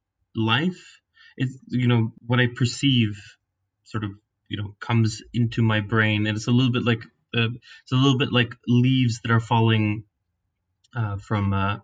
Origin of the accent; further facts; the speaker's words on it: Reykjavik, Capital Region, Iceland; moved away as an adult; also born or lived in United States; now in Finland; I grew up in Reykjavik